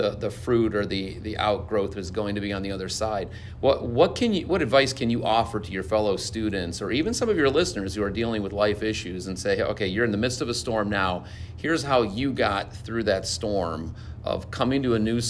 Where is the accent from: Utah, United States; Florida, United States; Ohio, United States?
Ohio, United States; Cuyahoga Falls; I grew up in Cuyahoga Falls